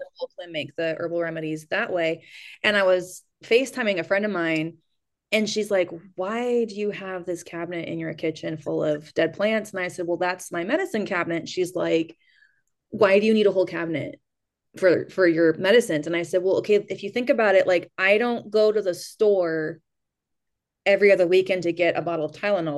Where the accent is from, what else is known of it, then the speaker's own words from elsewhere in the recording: United States; also born or lived in New Mexico / California; now in Kentucky, United States; I actually grew up in New Mexico and California